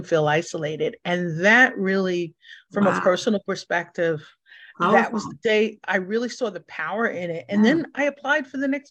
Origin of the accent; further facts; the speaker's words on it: New York City, New York, United States; being born and raised in New York, born in the Bronx